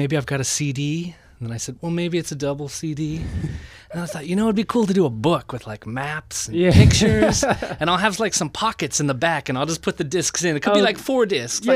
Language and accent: English; Encinitas, California, United States; I grew up in Encinitas.